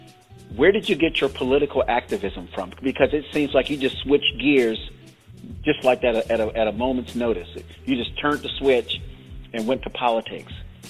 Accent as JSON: {"language": "English", "region": "Florida", "country": "United States", "said": "Florida, my home state"}